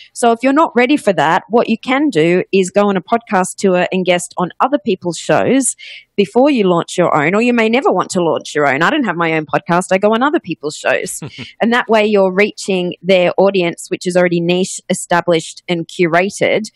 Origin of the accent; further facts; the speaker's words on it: Australia; accent: Australian; moved away as an adult; also born or lived in Ohio, United States / Los Angeles, United States; you might notice by my accent, I am Australian, but I actually went to college in Ohio